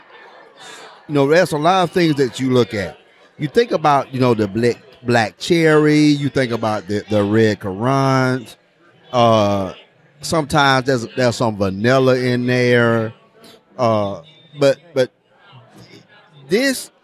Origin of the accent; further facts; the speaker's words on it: Orlando, Florida, United States; we're from Orlando. You know, Orlando.